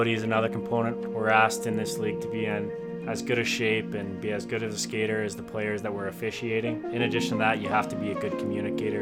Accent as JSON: {"language": "English", "town": "Calgary", "region": "Alberta", "country": "Canada", "said": "I'm from Calgary, Alberta"}